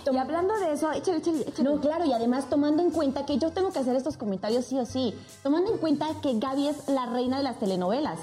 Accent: Sucre, Chuquisaca, Bolivia; born or raised there; moved away

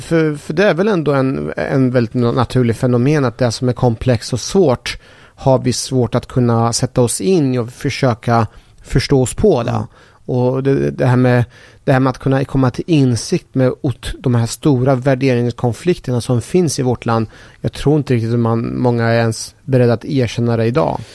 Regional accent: Sweden; Jag är så jäkla svensk så jag kan inte ens min eh, eh persiska kultur

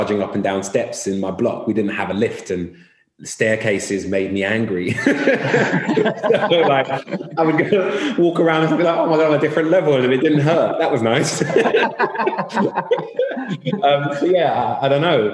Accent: London, United Kingdom; I grew up in North London, in Islington

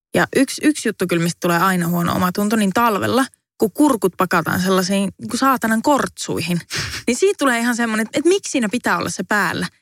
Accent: Savonlinna, South Savo, Finland; now in Helsinki, Finland; Savonlinnassa, josta siis olen kotoisin

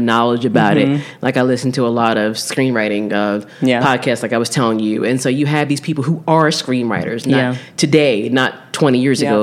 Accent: South Jersey near Philadelphia, New Jersey, United States; also born or lived in Newark, New Jersey; when I was an infant, they moved to South Jersey

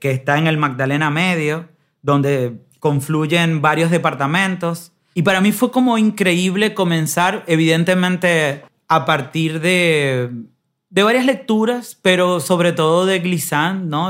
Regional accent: Dominican Republic; moved away; me fui muy temprano de la República Dominicana

